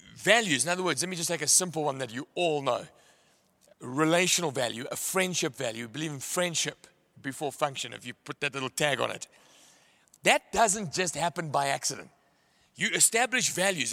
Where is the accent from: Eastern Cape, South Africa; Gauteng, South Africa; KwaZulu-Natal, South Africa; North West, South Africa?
KwaZulu-Natal, South Africa; Pietermaritzburg; I come from Maritzburg